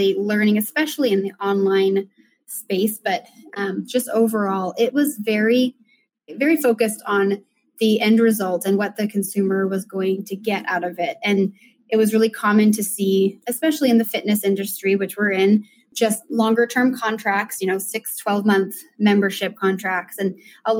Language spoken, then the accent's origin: English; Reno, Nevada, United States; moved away as an adult; now in Lehi, United States; So I grew up in Reno, Nevada, and moved to Utah a couple years after high school.